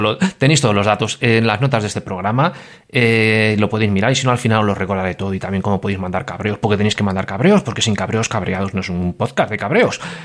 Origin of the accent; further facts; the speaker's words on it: Madrid, Community of Madrid, Spain; now in Valencia, Spain; yo vivo en Valencia, pero yo soy madrileño